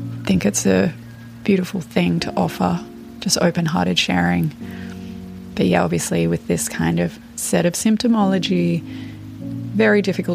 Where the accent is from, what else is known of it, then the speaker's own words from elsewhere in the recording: Australia; I'm 32 and from Australia